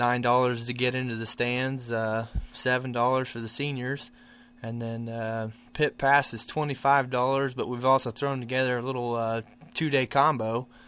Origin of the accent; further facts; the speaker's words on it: Canton, Missouri, United States; Yeah, I'm from Canton, Missouri.